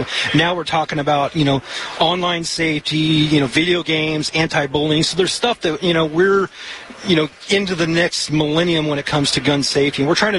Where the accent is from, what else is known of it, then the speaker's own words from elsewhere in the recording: Oregon, United States; I mean, depending on where we're going, obviously we're from Oregon, and, we've had success there.